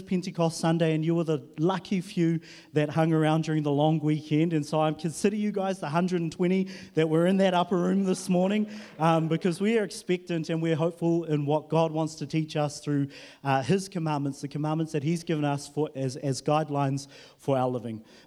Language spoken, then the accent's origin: English; Huntly, Waikato, New Zealand; now in Auckland, New Zealand; I was in Huntley. That's where I was born and bred and, you know, did that life and then moved to Auckland.